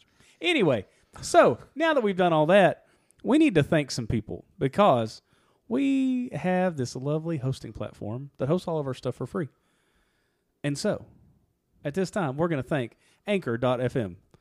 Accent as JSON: {"language": "English", "region": "Kentucky", "country": "United States", "said": "That's where I'm from"}